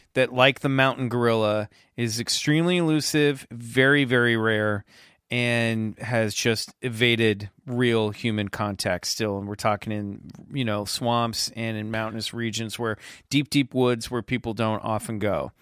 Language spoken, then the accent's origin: English; Kansas, United States; the neighborhood next to mine growing up in Kansas